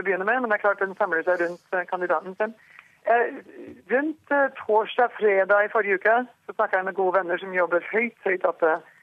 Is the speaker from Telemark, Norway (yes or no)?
yes; Skien, Telemark, Norway; moved away as an adult; also born or lived in Rjukan, Norway; now in North Dakota, United States; jeg var født eh, på Rjukan, eh, Telemark, ikke sant, og flytta til, til Skiens område som ungjente.